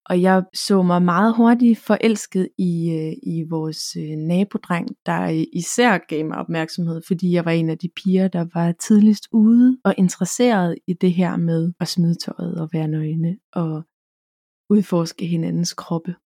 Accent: Karleby, Zealand, Denmark; Jeg er født og opvokset nede på Falster, en lille flække, der hedder Karleby, hvor jeg boede i en, levede i en kernefamilie og gik i folkeskole.

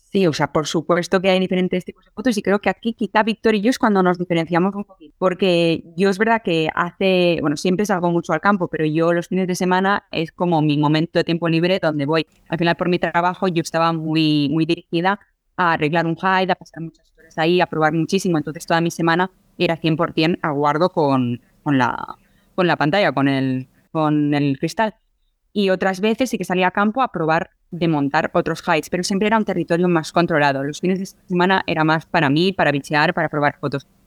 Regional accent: Barcelona, Catalonia, Spain; yo soy de Barcelona

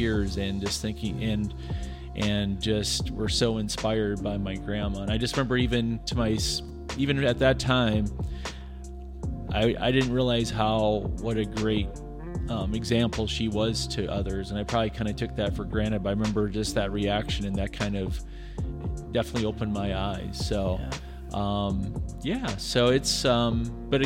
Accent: Iowa, United States; moved away as an adult; also born or lived in Northern Michigan; now in California, United States; I grew up in Iowa, grew up with my parents were both teachers as well

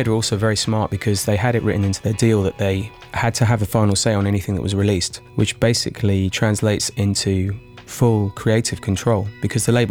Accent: London, United Kingdom; I grew up in Tufnell Park, so that's exactly where I sort of would go and see bands when I was a kid

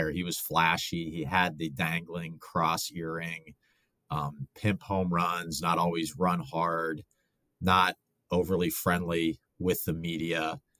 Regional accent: Western Pennsylvania, United States; I I grew up in Western Pennsylvania.

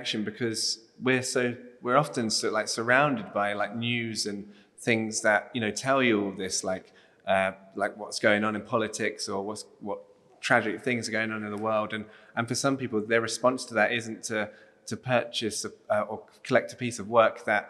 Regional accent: South East England, United Kingdom; I'm a doodler from Southeast England

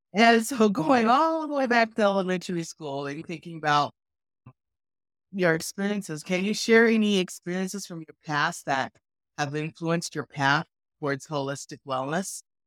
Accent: Lamar, Colorado, United States; I've known Lisa since age nine, as we grew up together in Lamar, Colorado

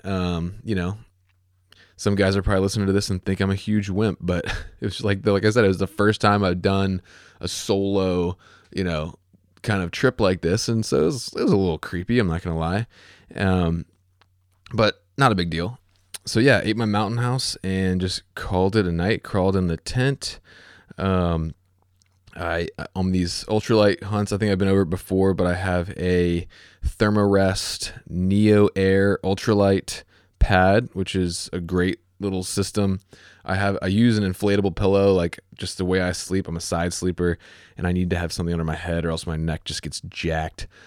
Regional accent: Virginia, United States; also born or lived in Chesapeake, Virginia; my home state is Virginia

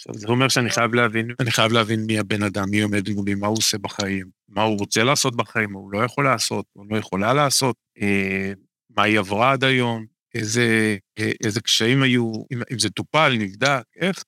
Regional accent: Kiryat Bialik, Haifa District, Israel; now in Kiryat Tiv'on, Israel; גדלתי לא רחוק מפה, גדלתי בקריות בקריית ביאליק

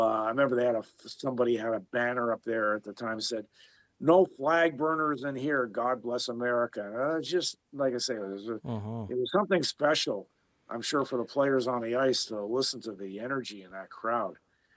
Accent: Belfast, Northern Ireland, United Kingdom; to be Irish Catholic and growing up in Belfast, just suffice to say, it was a tough neighborhood.

